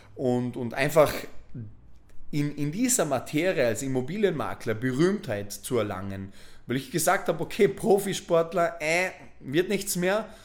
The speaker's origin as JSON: {"language": "German", "town": "Bregenz", "region": "Vorarlberg", "country": "Austria", "tie": "born or raised there", "also_born_or_lived": "Voitsberg, Styria / Vienna", "moved": "as an adult", "said": "habe Vorarlberg, meine, meine Geburtsstadt Bregenz, verlassen"}